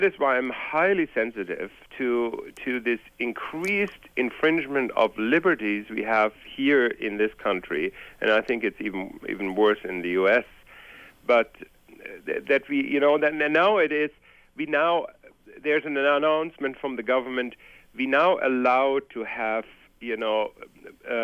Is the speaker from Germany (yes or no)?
yes; Germany; moved away; I'm originally from Germany, and I have gone through post-war grew up during post-war